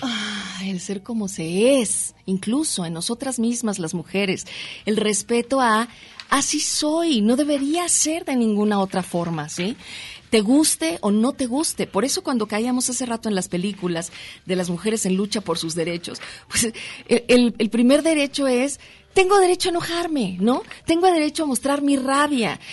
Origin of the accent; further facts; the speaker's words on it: Mexico City, Mexico; now in Guadalajara, Mexico; nací en la Ciudad de México. Sí, soy chilanga, pero adoptada tapatía.